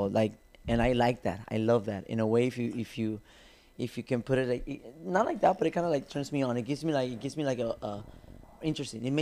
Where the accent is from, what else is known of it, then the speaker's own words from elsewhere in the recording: Guadalajara, Jalisco, Mexico; also born or lived in Tijuana; born in Tijuana, but I was born in Tijuana, and then they went back to Guadalajara when I was one year old